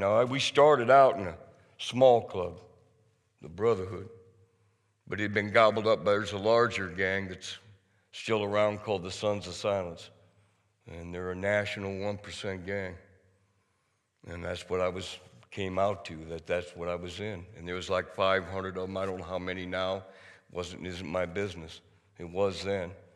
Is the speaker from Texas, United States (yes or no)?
no; outside of Cedar Falls, Iowa, United States; I was raised outside of Cedar Falls.